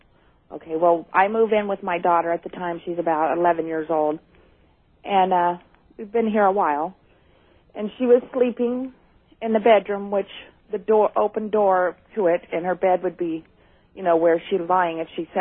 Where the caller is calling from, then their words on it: Redding, California, United States; from Redding, California.